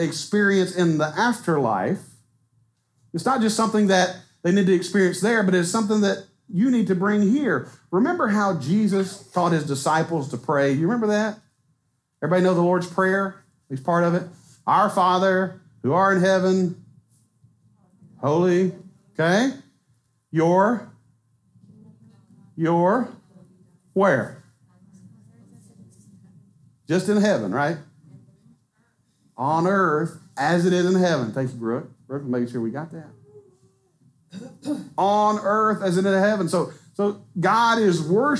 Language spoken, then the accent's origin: English; Southwest Arkansas, United States; I'm from Southwest Arkansas